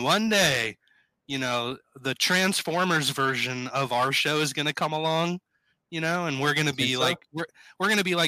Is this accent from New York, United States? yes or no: no; Southern California, United States; now in Midwest, United States; Growing up in Southern California